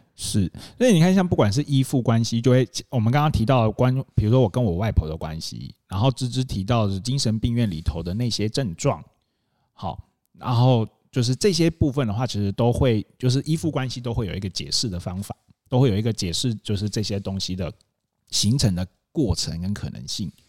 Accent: Taitung, Taitung County, Taiwan; 我们家，我们小时候都在台东长大这样子

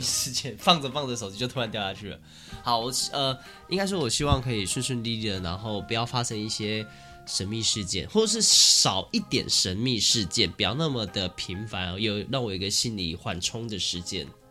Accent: Taichung, Taiwan; 我们是台中人

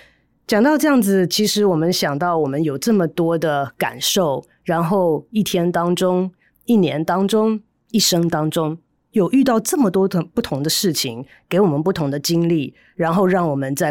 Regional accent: Taiwan; 我们台湾人应该更了解这一点，因为我们那么喜欢吃剉冰

